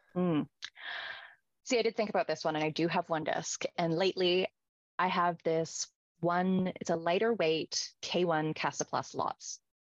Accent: Victoria, British Columbia, Canada; we're both from Victoria

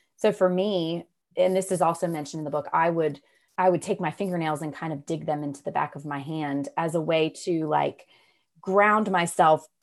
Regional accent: Raleigh, North Carolina, United States; I'm from Raleigh, North Carolina. I've grown up here.

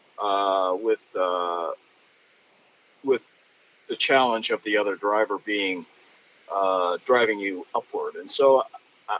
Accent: United States; as an American

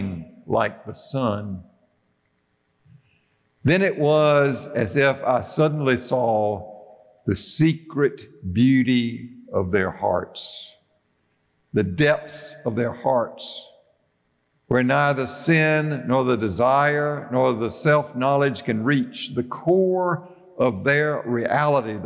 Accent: Bennettsville, South Carolina, United States; Now, Judy and I grew up in Bennettsville, South Carolina

